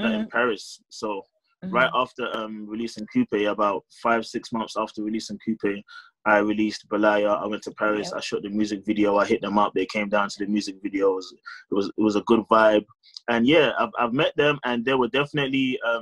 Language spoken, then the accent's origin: English; London, United Kingdom; Born and raised in London. I've lived in London my whole life